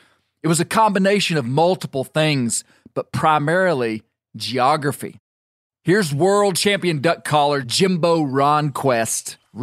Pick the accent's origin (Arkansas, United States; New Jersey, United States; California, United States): Arkansas, United States; I may be biased about my home state, but mallard ducks have used the Mississippi Flyway